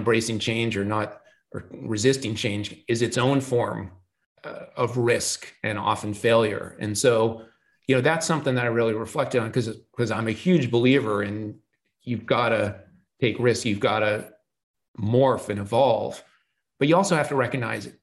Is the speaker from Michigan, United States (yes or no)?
no; Boston, Massachusetts, United States; I grew up in Boston. I'm passionate about Boston sports team because I happen to be born there